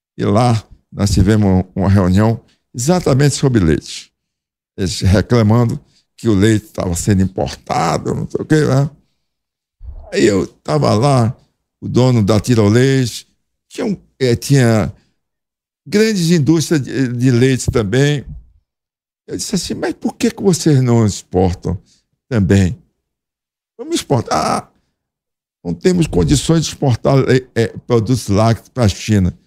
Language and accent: Portuguese; Feira de Santana, Bahia, Brazil; eu sou de Feira de Santana